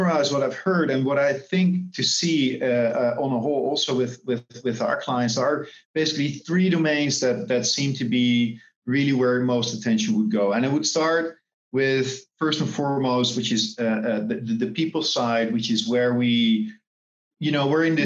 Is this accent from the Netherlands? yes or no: yes; Netherlands; now in Singapore; I'm originally from the Netherlands, but based here in Singapore